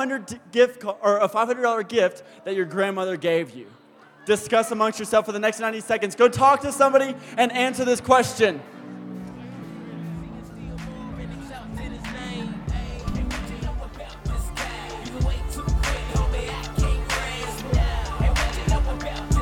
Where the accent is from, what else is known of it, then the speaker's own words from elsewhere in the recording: the South, United States; I'm from the South